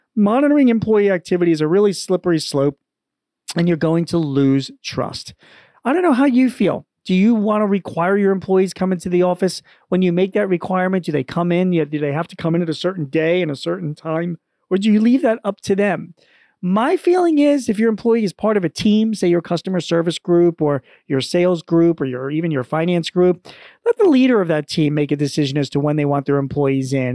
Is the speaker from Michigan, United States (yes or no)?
no; Philadelphia, Pennsylvania, United States; my hometown, N B C Philadelphia dot